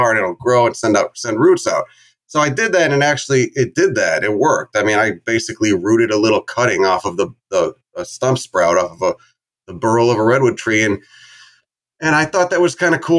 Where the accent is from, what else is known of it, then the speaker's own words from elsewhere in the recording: Chicago suburbs, Illinois, United States; where I grew up in Chicago, I mean, I grew up in the suburbs, maybe like a half hour bike ride from the city limits.